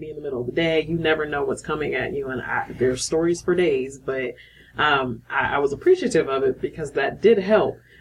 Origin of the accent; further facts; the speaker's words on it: Akron, Ohio, United States; moved away; also born or lived in Georgia / Tennessee; Originally from Akron, Ohio